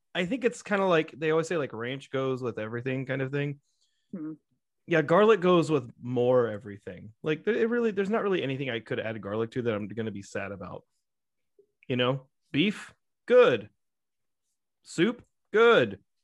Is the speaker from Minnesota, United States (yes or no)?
no; Texas, United States; I'm from Texas.